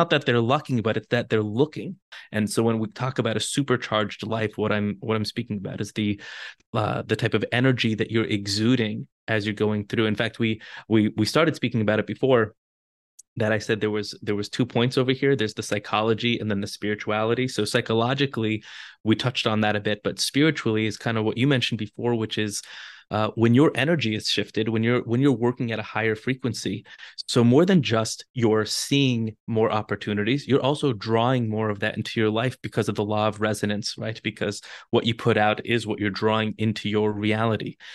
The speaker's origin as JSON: {"language": "English", "town": "Los Angeles", "region": "California", "country": "United States", "tie": "born or raised there", "also_born_or_lived": "Jerusalem, Israel", "moved": "as an adult", "lives_now": "Israel", "said": "I'm born and raised in Los Angeles"}